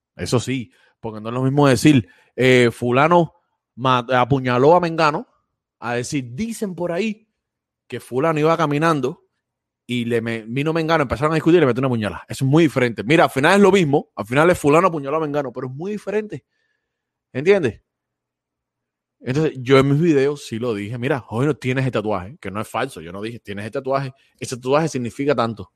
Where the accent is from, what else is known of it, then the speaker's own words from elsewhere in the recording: Cuba; now in Florida, United States; siempre somos cubanos